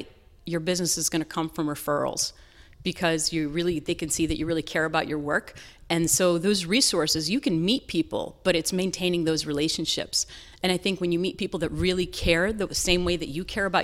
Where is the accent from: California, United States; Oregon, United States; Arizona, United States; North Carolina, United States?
North Carolina, United States; moved away; I grew up in the South in North Carolina